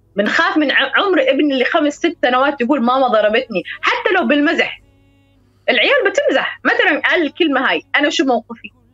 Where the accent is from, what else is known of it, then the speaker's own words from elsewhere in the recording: United Kingdom; Arabic is a second language; فأنا تربيت في بريطانيا يعني من 2000 سنة 2000